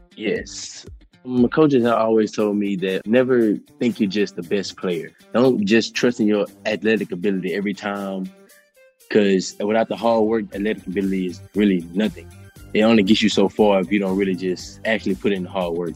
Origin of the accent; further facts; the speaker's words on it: New Orleans, Louisiana, United States; I'm from New Orleans